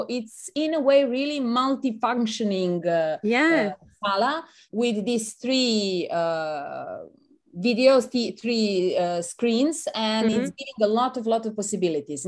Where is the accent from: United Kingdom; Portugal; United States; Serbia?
Serbia; English is a second language; moved away as an adult; now in Venice, Italy; I'm from Serbia